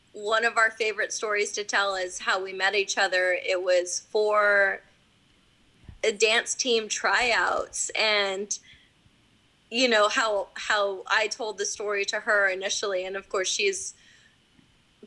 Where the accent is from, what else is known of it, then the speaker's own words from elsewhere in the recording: Rockport, Texas, United States; I'm fourth generation Rockport